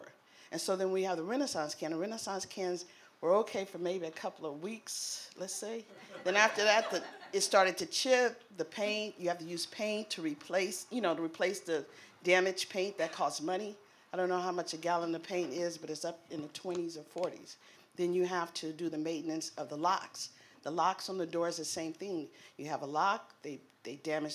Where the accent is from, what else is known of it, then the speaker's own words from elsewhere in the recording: San Francisco, California, United States; we're from San Francisco. I'm born and raised